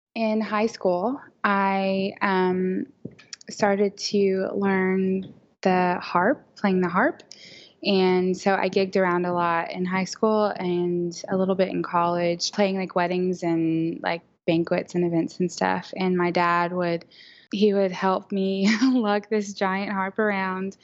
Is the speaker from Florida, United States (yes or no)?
no; Oklahoma City, Oklahoma, United States; am from Oklahoma City. Uh, born and raised. I've never lived anywhere else